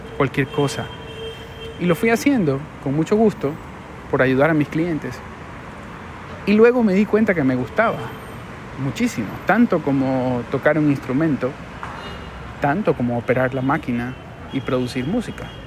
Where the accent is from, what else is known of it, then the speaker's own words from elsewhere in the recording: Guayaquil, Guayas, Ecuador; Es un lugar muy lindo de mi ciudad que si tú pones en Google Guayaquil, Malecón